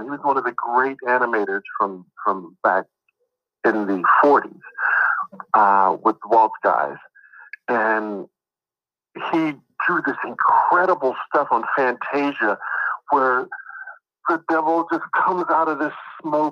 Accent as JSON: {"language": "English", "town": "Kansas City", "region": "Missouri", "country": "United States", "tie": "born or raised there", "moved": "as an adult", "lives_now": "California, United States", "said": "We live in Kansas City"}